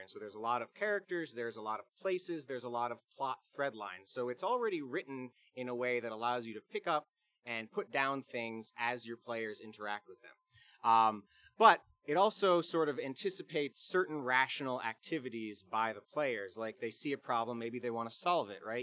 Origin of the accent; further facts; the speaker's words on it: Bluffton, South Carolina, United States; I'm from Bluffton, South Carolina